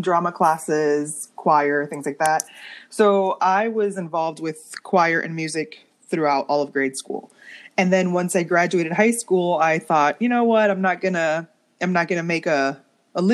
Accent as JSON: {"language": "English", "town": "Miami", "region": "Florida", "country": "United States", "said": "I'm from Miami"}